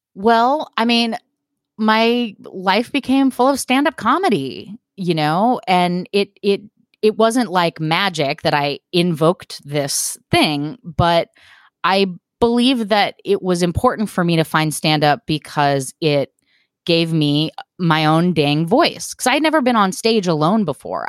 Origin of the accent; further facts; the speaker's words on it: Portland, Oregon, United States; moved away as an adult; also born or lived in Texas; I had never lived anywhere except for my hometown of Portland, Oregon